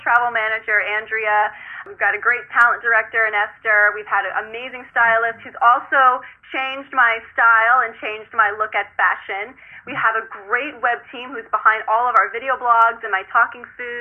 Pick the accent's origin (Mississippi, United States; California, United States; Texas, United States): California, United States; moved away as an adult; now in New York, United States; I'm from California, so everything of my life is in California